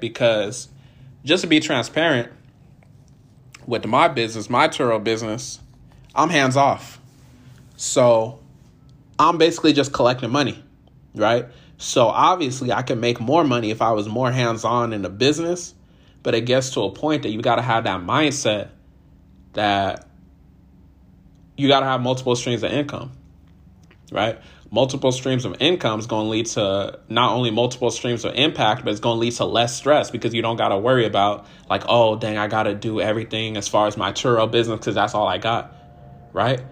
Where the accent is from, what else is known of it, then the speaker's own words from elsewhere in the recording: California, United States; I'm from California originally